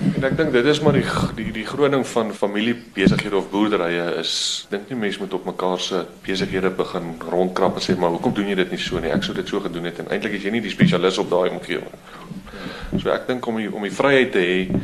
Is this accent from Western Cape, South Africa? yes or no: no; Vrede, Free State, South Africa; also born or lived in Standerton; Ja, ons is in maar hierdie geweste gebore. Ehm hier op Standerton naby ons. Dit is een van ons dorpe. Ons gebruik eintlik Vrede as ons dorp. Ons was daar op skool ook geweest. So ons is hier groot geword